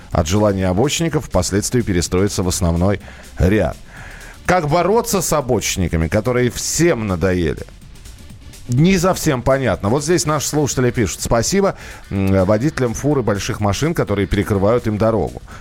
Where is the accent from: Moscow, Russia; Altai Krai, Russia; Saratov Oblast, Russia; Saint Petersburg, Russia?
Saratov Oblast, Russia; Saratov; Буквально 20 числа, вот я сам из Саратова